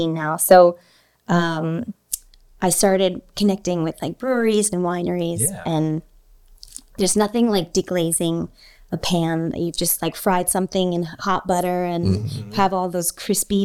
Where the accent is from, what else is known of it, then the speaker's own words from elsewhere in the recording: outside of Philadelphia, Pennsylvania, United States; I grew up outside of Philly